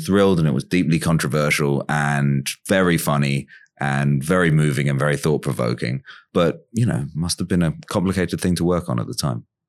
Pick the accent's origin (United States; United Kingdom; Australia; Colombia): United Kingdom; London; When I was growing up in London, around kind of nine ninety-five, I was like twelve, thirteen or something